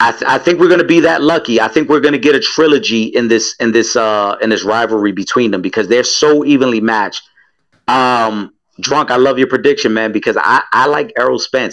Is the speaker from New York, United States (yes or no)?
yes; New York City, New York, United States; I'm from the Bronx